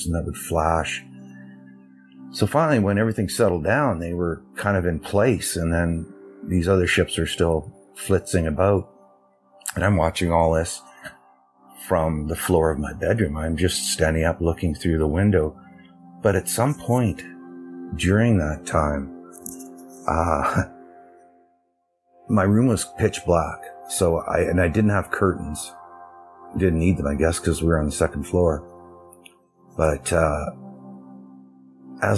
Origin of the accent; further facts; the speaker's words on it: Alberta, Canada; I'm from Canada, Alberta, Canada